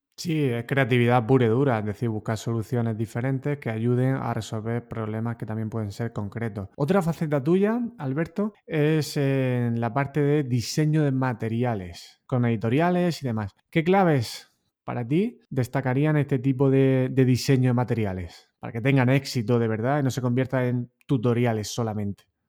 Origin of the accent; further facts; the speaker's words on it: Totana, Region of Murcia, Spain; no hubiera salido de Totana, ¿no? de mi pueblo